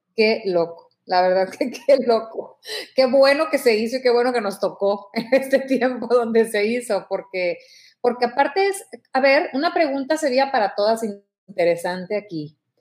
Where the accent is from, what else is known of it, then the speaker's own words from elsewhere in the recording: Mexico; yo te hablo como mexicana